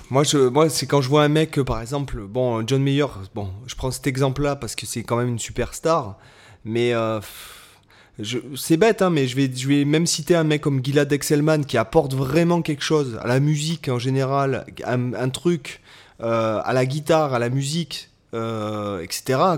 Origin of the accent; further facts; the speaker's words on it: France; on est français